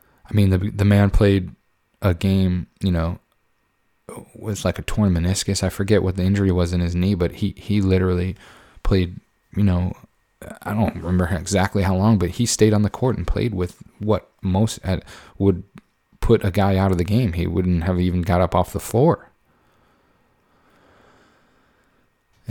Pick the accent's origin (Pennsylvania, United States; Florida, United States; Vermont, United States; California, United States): Pennsylvania, United States; moved away; I was born and raised in Pennsylvania